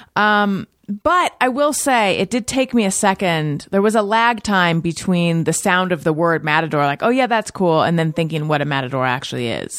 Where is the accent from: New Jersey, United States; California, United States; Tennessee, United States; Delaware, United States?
California, United States; Newport Beach; also born or lived in Costa Mesa; I am from Corona del Mar